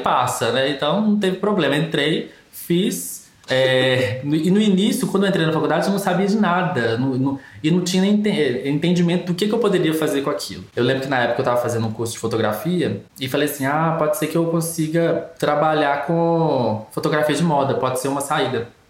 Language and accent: Portuguese; Brazil; a gente é brasileiro